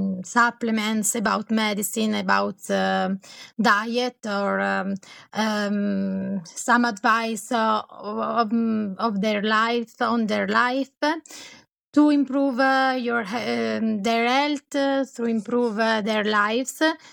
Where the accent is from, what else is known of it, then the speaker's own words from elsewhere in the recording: Colico, Lombardy, Italy; born there; English is a second language; I was born in Italy, in Colico. That is a place on the Como Lake.